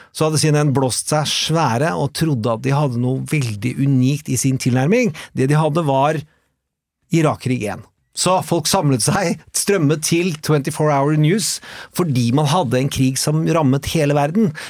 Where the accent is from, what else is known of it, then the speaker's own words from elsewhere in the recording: Østfold, Norway; I Østfold, der vi kommer fra